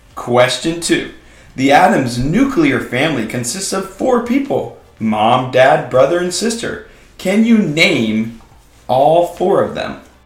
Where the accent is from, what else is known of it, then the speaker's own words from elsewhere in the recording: Oregon, United States; moved away; My home state of Oregon